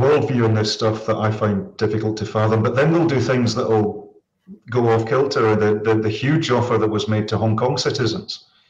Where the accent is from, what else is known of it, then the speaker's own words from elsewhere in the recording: Saudi Arabia; So I grew up as an immigrant